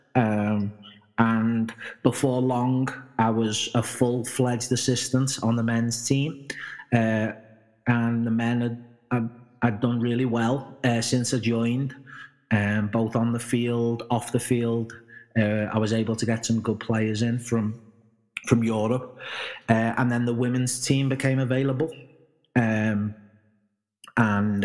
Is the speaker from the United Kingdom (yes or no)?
yes; Liverpool, North West England, United Kingdom; being brought up in Liverpool and probably England